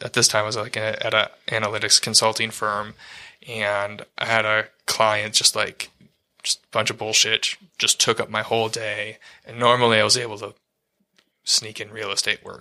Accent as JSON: {"language": "English", "town": "Ann Arbor", "region": "Michigan", "country": "United States", "said": "I'm from Ann Arbor"}